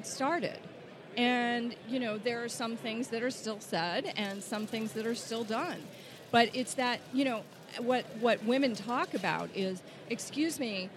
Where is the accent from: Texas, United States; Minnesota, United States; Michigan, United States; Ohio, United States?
Texas, United States; East; I grew up in East Texas, right, where people drove vehicles with Confederate flags on them